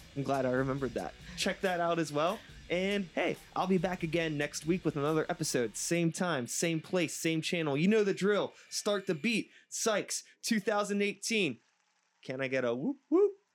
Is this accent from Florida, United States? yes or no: no; Pittsburgh, Pennsylvania, United States; I'm an O G, uh, Pittsburgh kid, uh, you know, sixty-one A into Oakland when I was a little shithead growing up in Swiss Vale